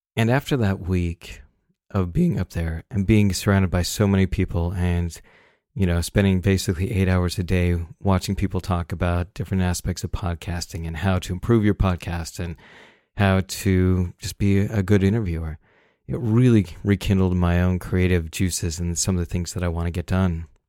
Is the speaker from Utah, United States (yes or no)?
yes; Salt Lake City, Utah, United States; I grew up in Salt Lake City